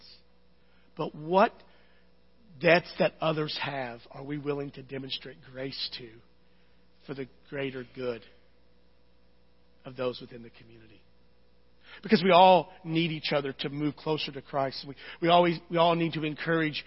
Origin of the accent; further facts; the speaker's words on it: United States; I love being American